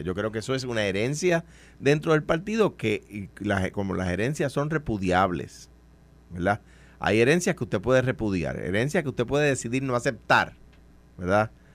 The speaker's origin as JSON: {"language": "Spanish", "country": "Puerto Rico", "said": "a los puertorriqueños"}